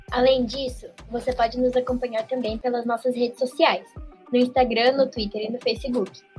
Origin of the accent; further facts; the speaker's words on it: Pará, Brazil; now in São Paulo, Brazil; Eu tenho 18 anos e sou do norte do Brasil, do Pará, mas atualmente eu vivo na capital de São Paulo.